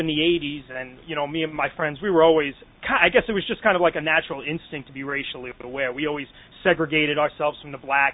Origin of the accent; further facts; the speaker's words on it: New York City, New York, United States; now in Upstate New York, United States; I grew up in the Bronx